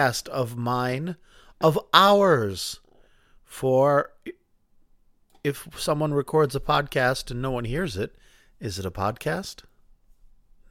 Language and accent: English; Boston, Massachusetts, United States; We're both from the Boston area and from the same time